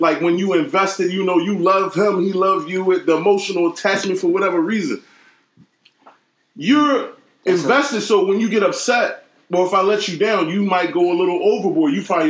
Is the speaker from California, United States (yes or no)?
yes; California, United States; born there; Southern part of California. I was born in Southern California.